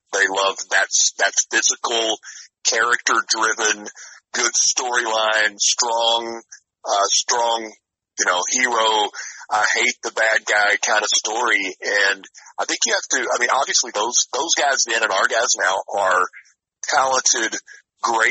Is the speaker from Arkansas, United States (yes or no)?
yes; Pine Bluff, Arkansas, United States; I'm from Pine Bluff, Arkansas